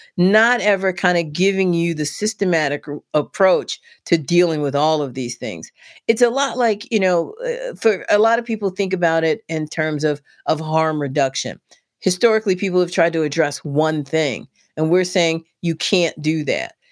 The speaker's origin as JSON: {"language": "English", "town": "Washington", "region": "District of Columbia", "country": "United States", "tie": "born or raised there", "moved": "as an adult", "lives_now": "West Virginia, United States", "said": "born and raised in Southeast D C."}